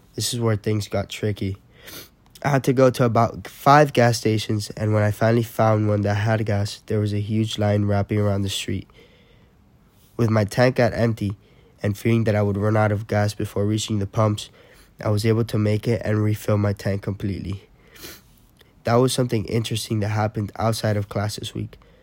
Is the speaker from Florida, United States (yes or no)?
yes; Miami, Florida, United States; I'm originally from Miami